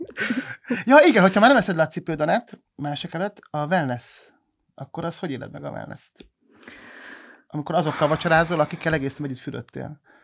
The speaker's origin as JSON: {"language": "Hungarian", "town": "Pécs", "region": "Baranya", "country": "Hungary", "said": "a Pécsiként"}